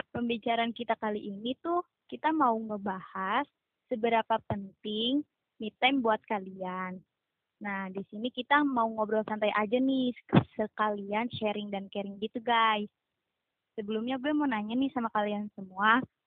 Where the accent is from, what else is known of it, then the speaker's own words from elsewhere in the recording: East Java, Indonesia; asal dari Jawa Timur